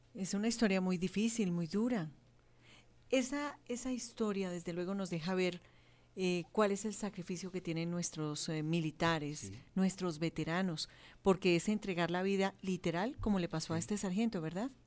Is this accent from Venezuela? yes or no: no; Colombia; lo que somos los colombianos